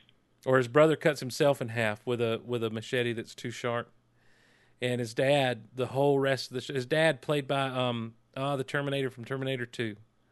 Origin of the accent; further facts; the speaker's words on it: Georgia, United States; No, we're all from South Georgia.